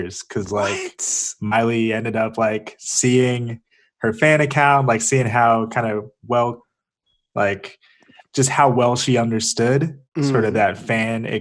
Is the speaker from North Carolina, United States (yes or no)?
yes; Charlotte, North Carolina, United States; moved away; I'm from North Carolina originally, from Charlotte